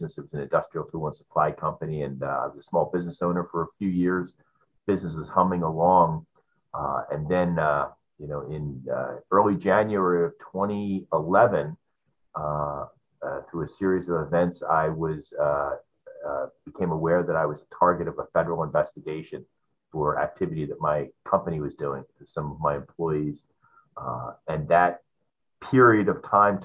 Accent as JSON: {"language": "English", "town": "Philadelphia", "region": "Pennsylvania", "country": "United States", "tie": "born or raised there", "moved": "as an adult", "lives_now": "San Diego, United States", "said": "I grew up in Philadelphia, on the other side of our country, as an East Coast boy"}